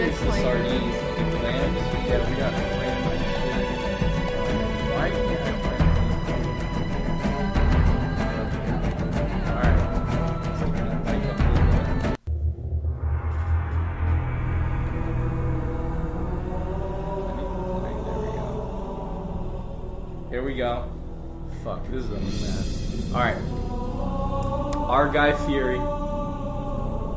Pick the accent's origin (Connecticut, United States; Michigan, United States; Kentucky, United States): Connecticut, United States; my hometown in Connecticut